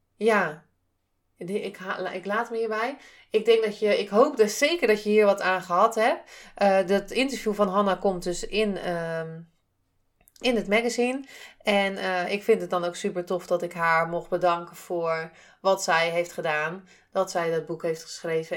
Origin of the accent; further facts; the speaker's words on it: Zeeland, Netherlands; ik kom uit Zeeland.